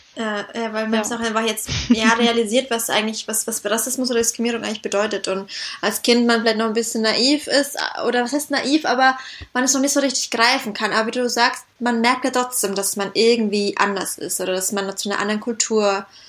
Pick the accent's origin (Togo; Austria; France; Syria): Syria; also born or lived in Southern Germany; now in Berlin, Germany; Ich kenne es aus meiner Kindheit in Syrien